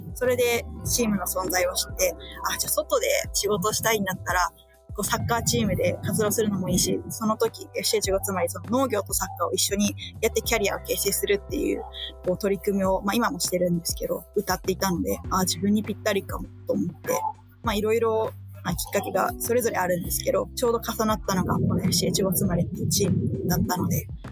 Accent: Soka, Saitama, Japan; 私の出身が埼玉県の草加市

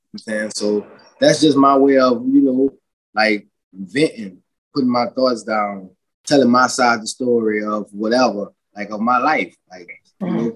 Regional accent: New Orleans, Louisiana, United States; moved away as an adult; also born or lived in Lafayette, Louisiana; now in California, United States; born and raised in New Orleans

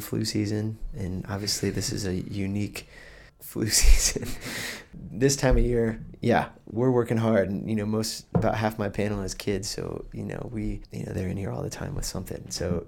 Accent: just north of Athens, Georgia, United States; now in Blacksburg, United States; I grew up in just north of Athens, Georgia

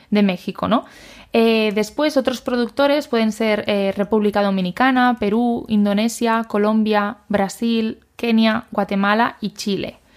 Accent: Spain

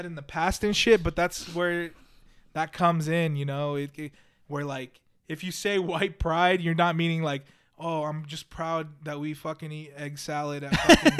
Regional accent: California, United States; born there; But I was born in California, right? So I'm considered a Californian by birth.

